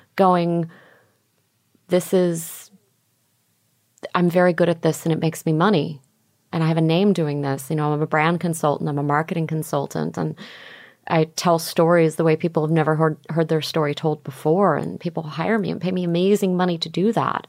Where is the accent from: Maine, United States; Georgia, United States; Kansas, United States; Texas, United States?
Texas, United States; Houston; also born or lived in Opelika, Alabama / Bard College, New York; I ended up growing up in Houston, Texas